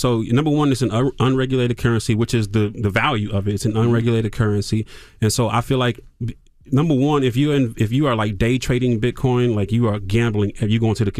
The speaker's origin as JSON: {"language": "English", "town": "Toledo", "region": "Ohio", "country": "United States", "said": "Oh, the radio, because I'm from Toledo, Ohio"}